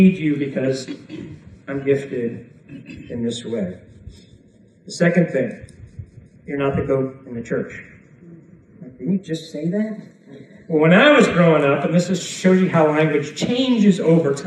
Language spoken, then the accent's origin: English; Chicago, Illinois, United States; I'm from Chicago